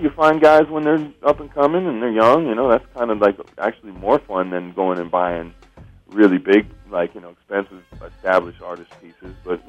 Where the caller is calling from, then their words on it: Los Angeles, California, United States; Los Angeles, at home.